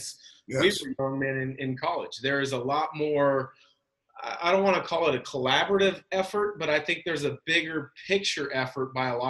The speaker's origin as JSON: {"language": "English", "town": "Portland", "region": "Oregon", "country": "United States", "tie": "born or raised there", "said": "I grew up in the Portland area"}